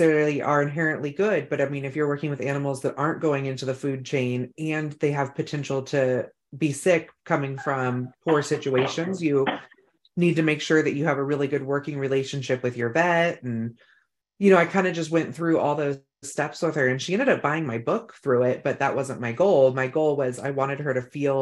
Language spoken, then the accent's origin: English; Northern California, United States; now in North Idaho, United States; we're from Northern California